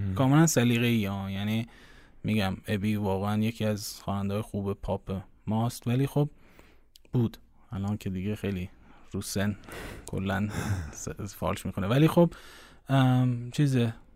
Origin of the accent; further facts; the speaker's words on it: Iran; ما ایرانی هستیم